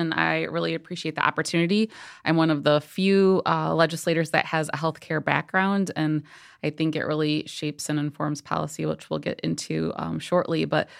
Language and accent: English; Kalamazoo, Michigan, United States; I'm born and raised in Kalamazoo, Michigan, and was hoping to go back after I was in Marquette University for my degree in Milwaukee, Wisconsin.